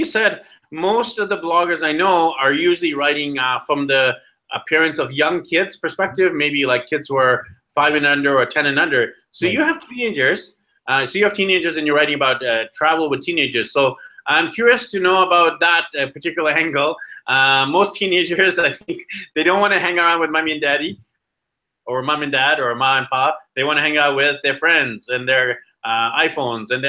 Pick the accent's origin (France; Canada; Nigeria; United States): Canada; my background's Indian and I'm born and raised in Canada